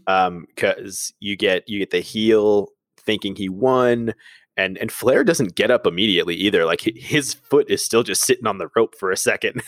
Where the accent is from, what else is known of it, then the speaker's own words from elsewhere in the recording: New York, United States; growing up in New York, I was very spoiled and lucky with that because my first wrestling show ever was at the Garden